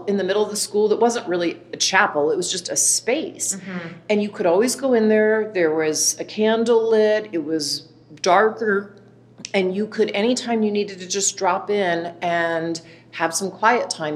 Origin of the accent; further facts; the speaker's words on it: Dallas, Texas, United States; I grew up in Dallas, Texas, raised by two parents, Ray and Elaine